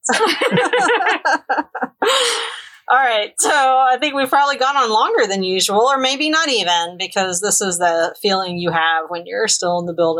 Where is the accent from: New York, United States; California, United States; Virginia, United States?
Virginia, United States; We both have brown hair and we're from Northern Virginia.